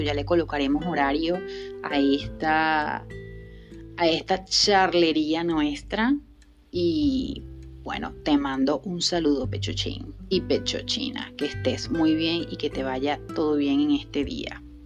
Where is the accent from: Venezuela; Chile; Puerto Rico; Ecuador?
Venezuela; la sacó de mi país, la sacó de Venezuela